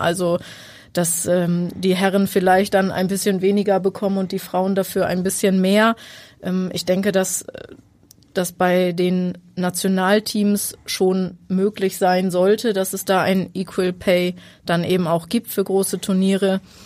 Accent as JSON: {"language": "German", "area": "near Buxtehude", "region": "Lower Saxony", "country": "Germany", "said": "Ich komme aus der Nähe von Buxtehude, wohne"}